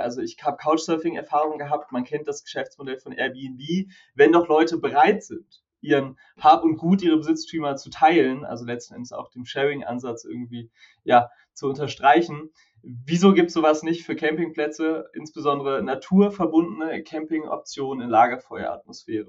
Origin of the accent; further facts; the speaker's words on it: Konstanz, Baden-Württemberg, Germany; ich komme aus Konstanz